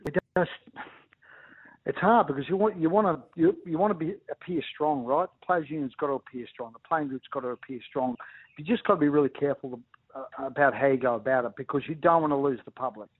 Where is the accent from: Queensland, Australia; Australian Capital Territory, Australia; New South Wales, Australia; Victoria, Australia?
Queensland, Australia; Ipswich; I grew up in Ipswich